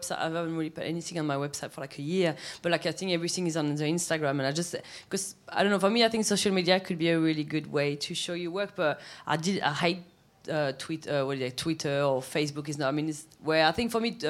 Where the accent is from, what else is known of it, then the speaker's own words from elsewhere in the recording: south of France, France; English is a second language; moved away as an adult; also born or lived in Paris; now in London, United Kingdom; we came back to south of France. When I was two, and I grew up in a village where like 300 people, like really tiny